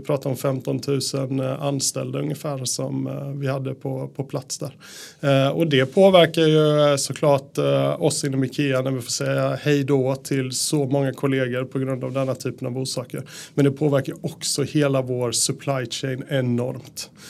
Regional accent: Sweden; moved away as an adult; also born or lived in Japan / Austria / Netherlands; now in Norway; jag är ju svensk

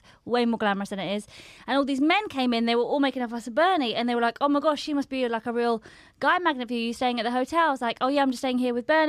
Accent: Farnborough, South East England, United Kingdom; moved away as an adult; I grew up in Farnborough

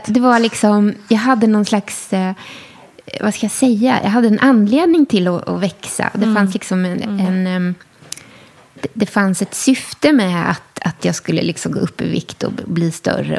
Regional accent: Skåne, Sweden; also born or lived in Enskede, Stockholm; now in Stockholm, Sweden; Österlen där jag är uppvuxen

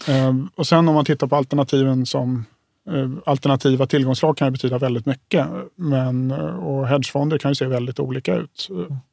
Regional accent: Stockholm, Stockholm County, Sweden; jag kommer från Stockholm som har en helt skadad bostadsmarknad

